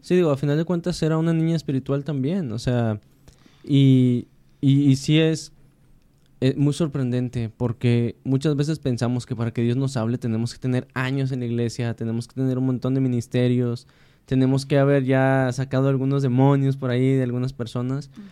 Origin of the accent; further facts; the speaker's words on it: Mexico; como decimos los mexicanos.